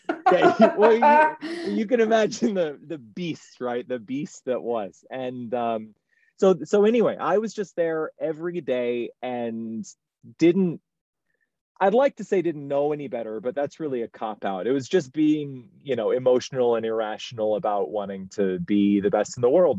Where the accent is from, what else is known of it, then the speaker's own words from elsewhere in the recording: Baltimore, Maryland, United States; moved away as an adult; also born or lived in New York City / Seoul; now in Shanghai, China; starting as a dishwasher growing up in Baltimore